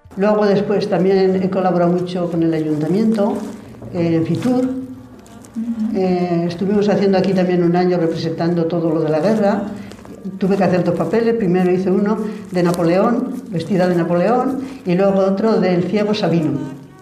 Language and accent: Spanish; Agallas, Castile and León, Spain; moved away as an adult; also born or lived in France; now in Ciudad Rodrigo, Spain; yo nací en Agallas